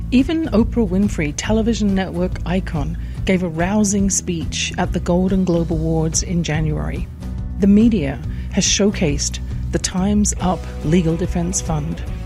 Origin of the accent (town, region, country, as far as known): England, United Kingdom; born or raised there